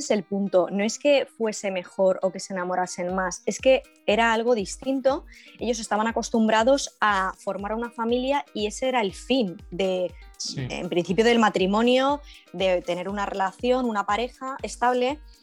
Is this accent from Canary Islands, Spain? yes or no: no; Valencia, Valencian Community, Spain; soy de Valencia, soy millennial